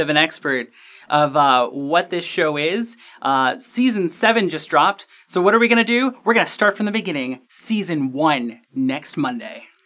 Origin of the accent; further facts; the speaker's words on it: Cleveland, Ohio, United States; I grew up in Cleveland, which is a lot closer to Canada than Los Angeles